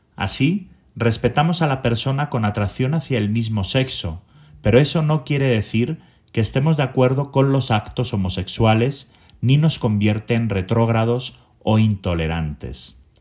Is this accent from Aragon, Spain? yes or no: yes; Zaragoza, Aragon, Spain; moved away as an adult; now in Mexico City, Mexico; Soy originario de Zaragoza, España y llevo en México más de 27 años